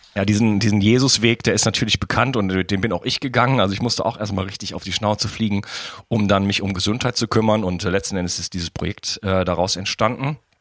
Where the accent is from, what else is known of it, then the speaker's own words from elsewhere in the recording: Wuppertal, North Rhine-Westphalia, Germany; now in France; Wuppertal, meine alte Heimatstadt